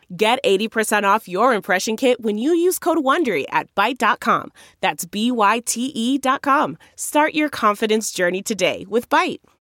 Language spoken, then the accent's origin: English; Scotland, United Kingdom; As a Scottish boy